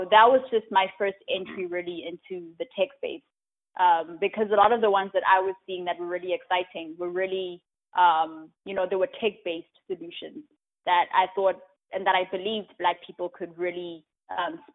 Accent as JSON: {"language": "English", "town": "Johannesburg", "region": "Gauteng", "country": "South Africa", "tie": "born or raised there", "also_born_or_lived": "Charlotte, North Carolina", "moved": "as an adult", "lives_now": "United States", "said": "I'm from South Africa. I grew up in Johannesburg, and I came to the U.S. 6 years ago for school"}